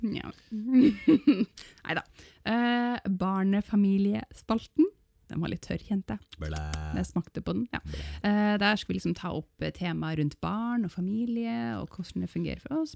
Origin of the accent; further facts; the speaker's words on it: Northern Norway, Norway; jeg er nordlending